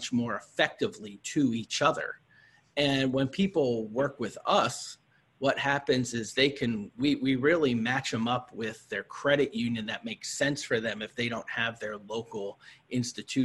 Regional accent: Pennsylvania, United States; my home state of Pennsylvania

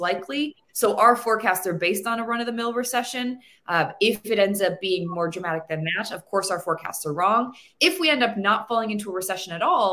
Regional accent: Cleveland, Ohio, United States; now in California, United States; I was born and raised in Cleveland, Ohio

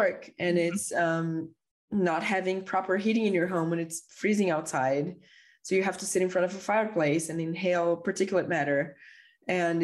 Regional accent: Brazil; growing up in Brazil in the 90s.

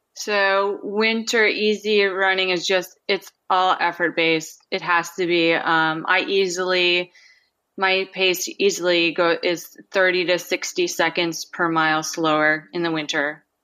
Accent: Minnesota, United States; now in Anchorage, United States; I grew up in Minnesota

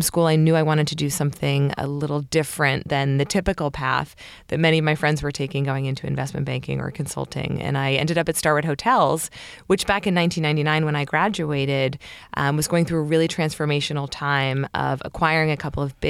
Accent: Baltimore, Maryland, United States; I grew up in Baltimore, Maryland, and my father started a couple of companies, all based out of Washington, D.C.

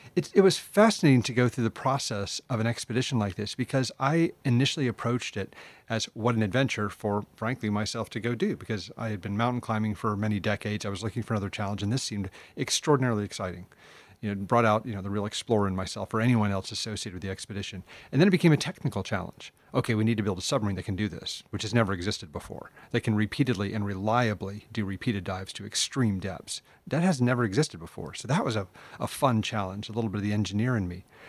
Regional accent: United States; I'm American

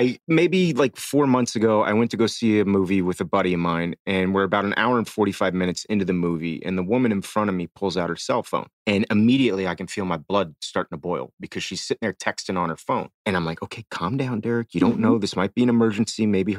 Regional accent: Miami, Florida, United States; I grew up in Miami.

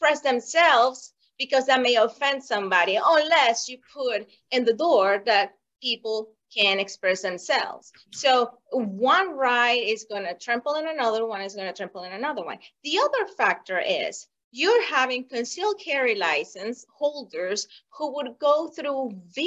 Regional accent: Venezuela; moved away as an adult; now in United States; I was born in Venezuela, and I saw the Venezuela before Hugo Chavez

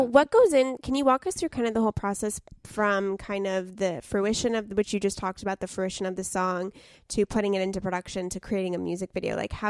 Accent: Southern California, United States; We're from Southern California.

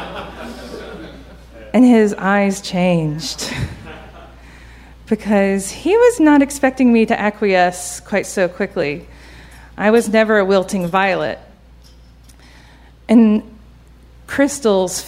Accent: Georgia, United States; I grew up in Georgia

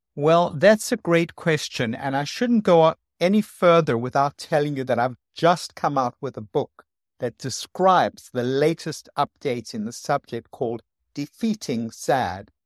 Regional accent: South Africa; moved away; I came from South Africa, which is very sunny

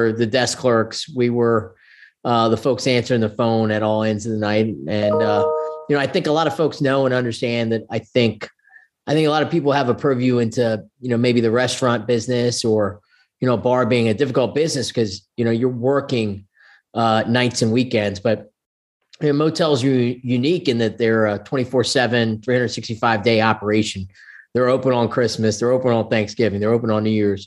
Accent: Blacksburg, Virginia, United States; also born or lived in Salisbury, Maryland; I actually moved to Blacksburg in my seventh grade year, and my parents, you know, actually lived on the Eastern Shore of Maryland in Salisbury, Maryland

